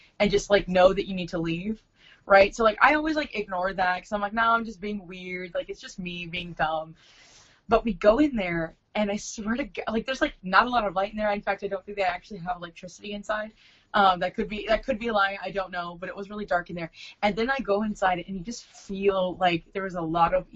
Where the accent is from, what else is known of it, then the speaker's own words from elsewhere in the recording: Fullerton, California, United States; I was born in Fullerton, California